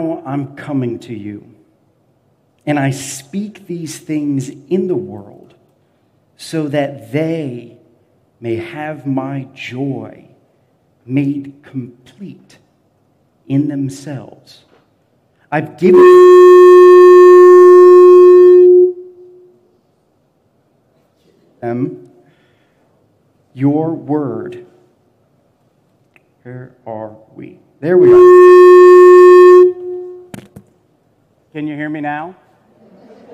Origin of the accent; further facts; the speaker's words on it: Florida, United States; now in Memphis, United States; growing up in Florida